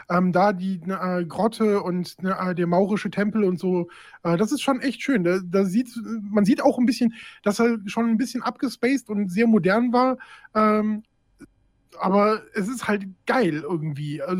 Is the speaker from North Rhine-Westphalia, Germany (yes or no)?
yes; Düsseldorf, North Rhine-Westphalia, Germany; born there; Ich bin äh, in Düsseldorf geboren, aber ich habe in Köln studiert und habe deswegen eine sehr, sehr innige äh, Beziehung zu Köln.